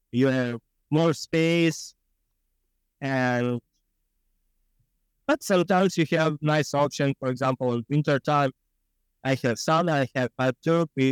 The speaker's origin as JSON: {"language": "English", "country": "Ukraine", "second_language": "English", "moved": "as an adult", "lives_now": "Shoal Brook, Canada", "said": "I'm from Ukraine. I'm 36. Right now I live in Shoalbrook."}